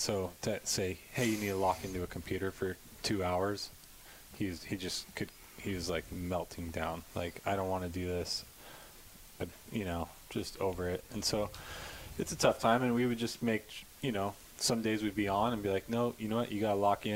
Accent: Irvine, California, United States; I grew up in Irvine and bounced around quite a bit

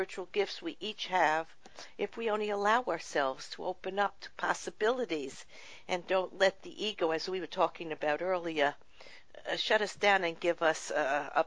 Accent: New York, United States; I'm from New York, but I have a son living out in California, and I travel back and forth there

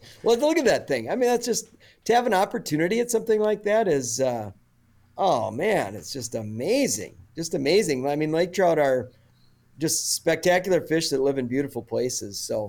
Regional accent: Minnesota, United States; I grew up in Minnesota too, and had done a little bit of trout fishing in Northwest Ontario growing up.

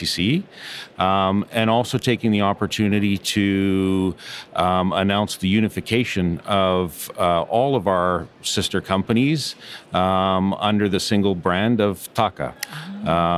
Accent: Canada; moved away as an adult; born and raised in Canada

